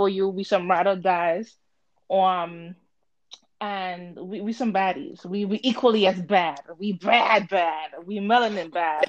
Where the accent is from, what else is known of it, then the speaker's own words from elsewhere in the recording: Puerto Rico; now in Connecticut, United States; I'm originally from the Caribbean, Puerto Rico